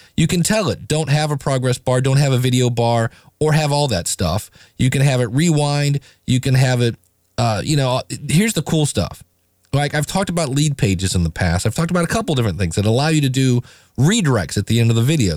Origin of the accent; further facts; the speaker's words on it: United States; I'm an American